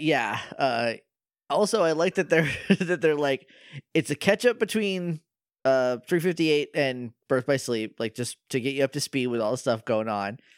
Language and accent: English; New Hampshire, United States; moved away; I'm from New Hampshire